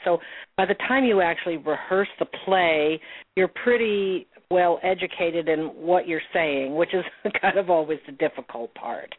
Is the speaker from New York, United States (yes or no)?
no; Montana, United States; also born or lived in Salmon River, Idaho; I grew up in Montana